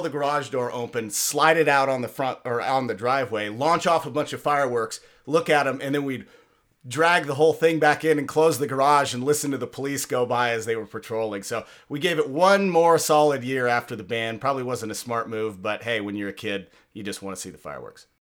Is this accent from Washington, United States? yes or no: yes; just south of Seattle, Washington, United States; growing up in Washington, um, uh, just south of Seattle